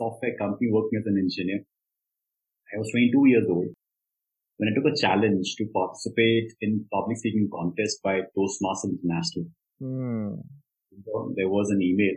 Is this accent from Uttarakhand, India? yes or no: yes; Dehradun, Uttarakhand, India; born and raised in Dehradun